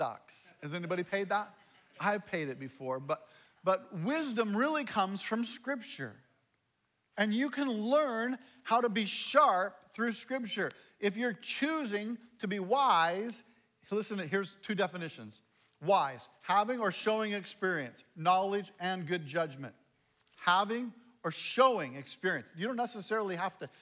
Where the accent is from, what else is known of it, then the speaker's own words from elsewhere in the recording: Ephrata, Washington, United States; also born or lived in Shelton, Washington; I grew up in Ephrata